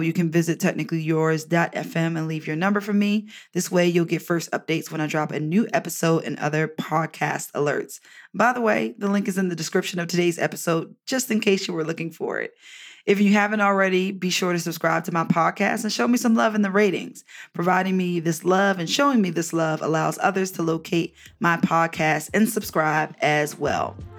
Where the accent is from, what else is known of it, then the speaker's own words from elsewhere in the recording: Baltimore, Maryland, United States; moved away; visit my family in Baltimore, my hometown